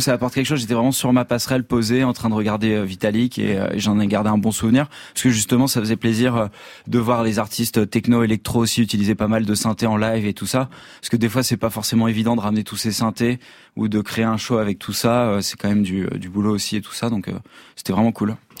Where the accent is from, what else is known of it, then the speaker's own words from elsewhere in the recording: France; comme on est français